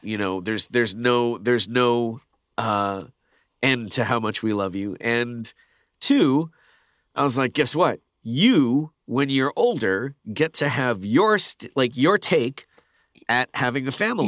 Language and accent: English; Canada; moved away as an adult; now in United States; being Canadian too, it's like we moved here